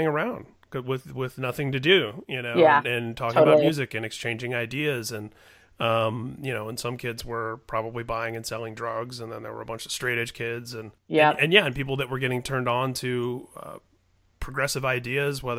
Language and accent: English; Indiana, United States; I grew up in Indiana